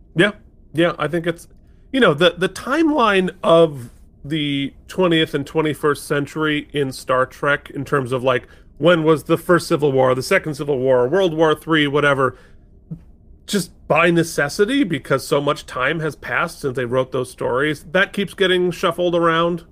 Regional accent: Vermont, United States; moved away as an adult; now in New York City, United States; a teenager growing up in Vermont, right, in, you know, like, middle class Vermont

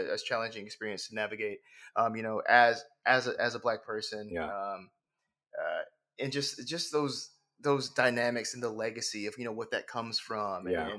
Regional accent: Alabama, United States; also born or lived in Atlanta; now in New York, United States; I grew up in Alabama. Okay. I am a Southern boy through and through.

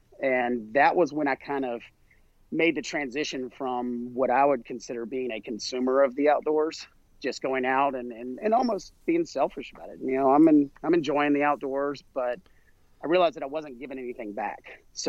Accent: South Carolina, United States; down here in the South. I grew up in South Carolina.

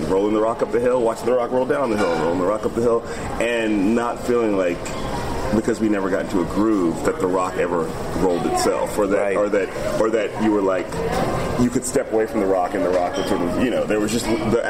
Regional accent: Chicago, Illinois, United States; also born or lived in Palo Alto, United States; I graduated from high school in Chicago, so for a long time, I would say I was from Chicago, but then I lived out here for so long, I was like, no, I think I'm from here now. But I was born in Palo Alto, lived

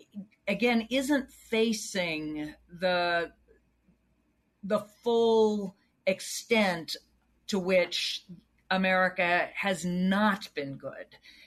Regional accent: the South, United States; Again, I grew up in the South.

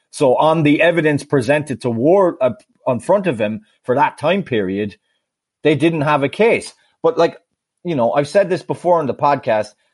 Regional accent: Sligo, Connacht, Ireland; my hometown team, Sligo Rovers

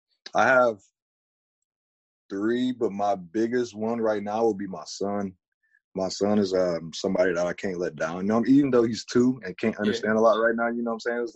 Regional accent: Flint, Michigan, United States; moved away as an adult; now in Bay Area, California, United States; Flint is a tough city. I was born and raised there for all 18 years of my life until I moved out here to California. But I love it there. My family's from there. Yeah, everybody's there, man. I just love Flint. That's where we're from. That's where I was born and raised.

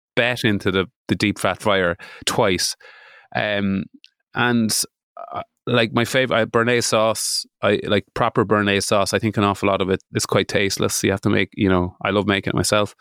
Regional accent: Midlands, United Kingdom; I am from the Midlands

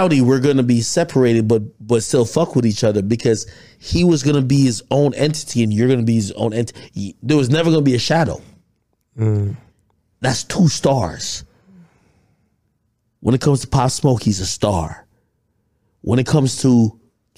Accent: New Jersey, United States; I'm from Jersey

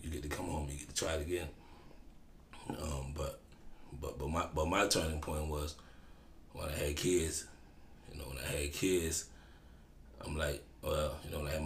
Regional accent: New Orleans, Louisiana, United States; I'm from the Ninth Ward Desire housing project.

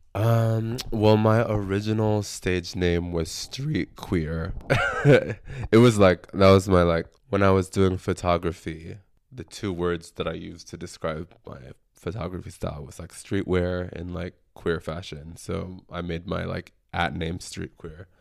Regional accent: San Antonio, Texas, United States; now in Austin, United States; I'm from San Antonio

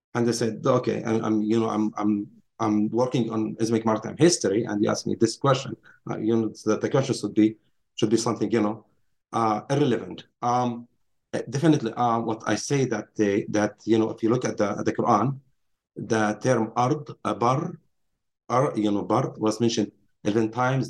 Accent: Nazareth, Northern District, Israel; moved away as an adult; also born or lived in Princeton; I grew up in Nazareth, um, Palestine, Israel today

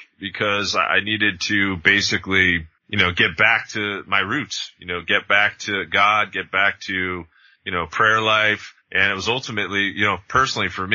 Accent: Jersey Shore, New Jersey, United States; I grew up in New Jersey

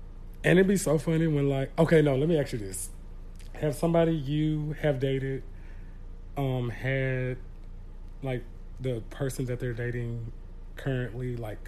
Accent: Houston, Texas, United States; I came from Houston, so yeah, there's a lot of that out there.

